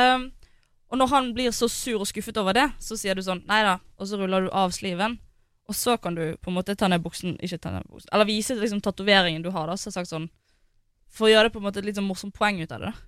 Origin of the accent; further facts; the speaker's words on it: Bergen, Vestland, Norway; moved away; jeg var hjemme i Bergen